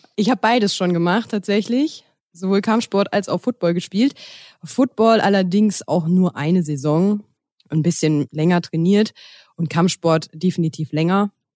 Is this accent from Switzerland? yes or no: no; Westerwald, Rhineland-Palatinate, Germany; moved away; also born or lived in Cologne; Ursprünglich komme ich aus dem Westerwald